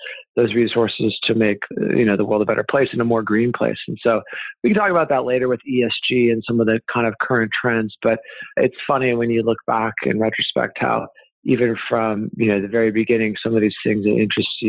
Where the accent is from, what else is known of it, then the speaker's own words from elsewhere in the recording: Kennewick, Washington, United States; moved away as an adult; also born or lived in Russia; So I'm from Eastern Washington, small town in rural Eastern Washington called Kennewick. I grew up there, went to high school, grade school, middle school.